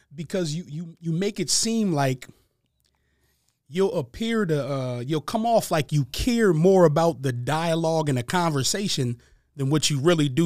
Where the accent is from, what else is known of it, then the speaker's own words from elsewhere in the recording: Harrisburg, Pennsylvania, United States; I was born and raised in Harrisburg, Pennsylvania.